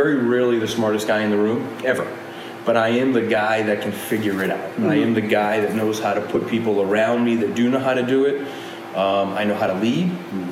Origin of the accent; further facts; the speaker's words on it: Rhode Island, United States; grew up in the projects in Rhode Island